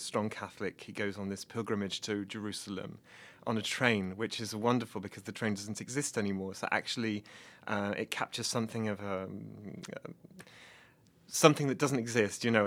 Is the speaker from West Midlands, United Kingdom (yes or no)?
no; Nottingham, East Midlands, United Kingdom; moved away as an adult; also born or lived in Oxford, England; now in Bloomington, United States; I'm from Nottingham in England